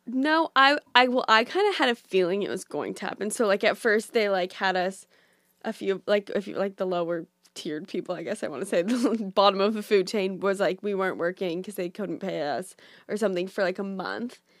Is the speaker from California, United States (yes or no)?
yes; Orange County, California, United States; moved away as an adult; also born or lived in Boulder, Colorado; now in New York, United States; I'm from California, so I grew up in Orange County